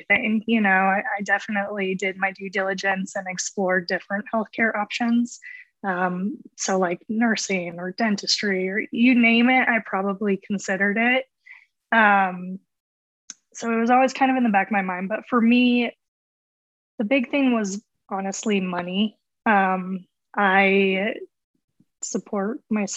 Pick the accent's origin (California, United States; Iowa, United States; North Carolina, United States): Iowa, United States; central; moved away as an adult; also born or lived in Los Angeles / Dallas; I grew up in Iowa, like central Iowa